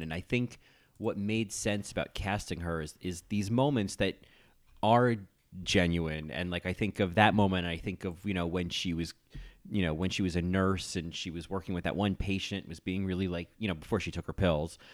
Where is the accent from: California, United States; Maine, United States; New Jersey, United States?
New Jersey, United States; moved away as an adult; also born or lived in Ithaca, New York; I grew up in New Jersey